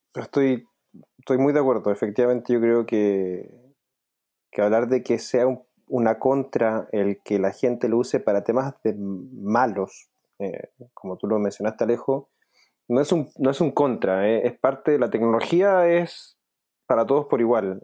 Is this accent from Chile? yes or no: yes; Chile; yo como chileno